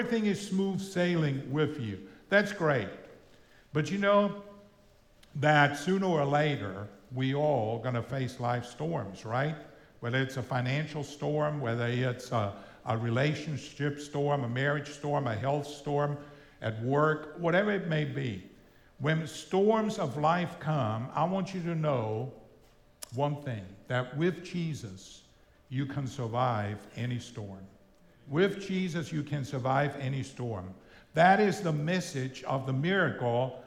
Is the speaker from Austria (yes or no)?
yes; Austria; first language German; English is a second language; also born or lived in El Paso, Texas, United States; now in Florida, United States; I grew up in Austria. I'm from Austria originally